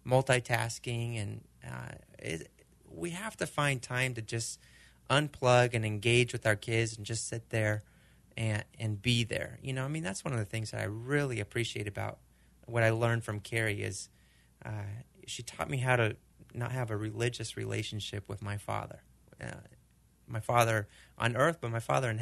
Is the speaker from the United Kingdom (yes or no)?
no; Argentina; Okay, so we're growing up in Argentina. Their sport is soccer. You know, they don't do baseball.